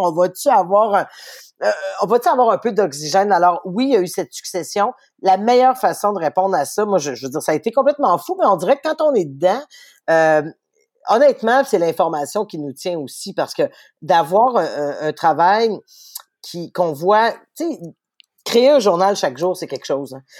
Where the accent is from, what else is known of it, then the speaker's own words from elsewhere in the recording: Quebec City, Quebec, Canada; mon père lisait le soleil à la maison. Je viens de Charlebourg